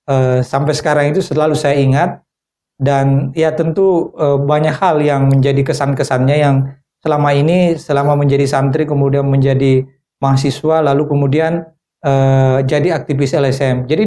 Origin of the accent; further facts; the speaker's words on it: South Sulawesi, Indonesia; Eh, biasanya kalau kita lihat di rumah-rumah Bugis dan juga termasuk di kampung saya. Iya. Ya ini Bugis Makassar kan di kampung hmm. saya.